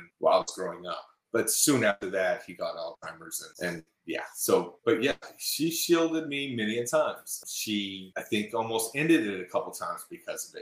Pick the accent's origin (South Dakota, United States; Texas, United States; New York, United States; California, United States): Texas, United States; Houston; accent: twang; moved away as an adult; also born or lived in Indiana / Colorado Springs, Colorado; now in Austin, United States; we moved from Indiana when I was six, and we went to Houston